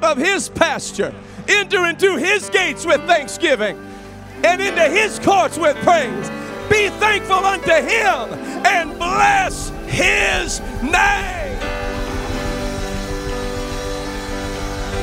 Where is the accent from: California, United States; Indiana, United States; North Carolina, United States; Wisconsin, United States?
Indiana, United States; Kokomo; Brother Kuntzman and I grew up together in Kokomo, Indiana